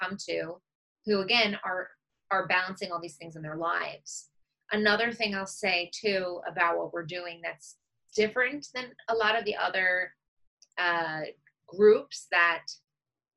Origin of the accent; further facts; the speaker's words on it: Long Island, New York, United States; I grew up on Long Island, which is in New York